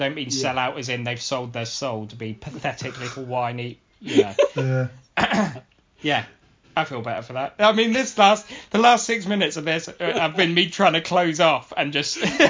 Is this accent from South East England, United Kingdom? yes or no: yes; Oxford, South East England, United Kingdom; also born or lived in High Wycombe; I was born and brought up in Oxford, which is why I'm an Oxford fan